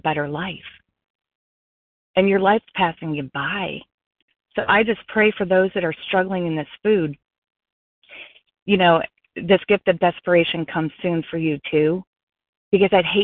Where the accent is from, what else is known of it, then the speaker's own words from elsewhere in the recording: Colorado, United States; now in South Florida, United States; I'm not in Colorado. I'm in South Florida, but I am from Colorado